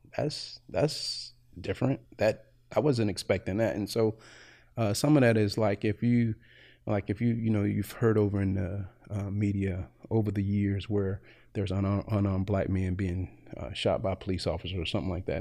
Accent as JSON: {"language": "English", "town": "Greensboro", "region": "North Carolina", "country": "United States", "tie": "born or raised there", "moved": "as an adult", "lives_now": "Evansville, United States", "said": "originally from Greensboro, North Carolina, and uh, prior to coming to Evansville in 2012, uh, I basically had been in North Carolina all my life"}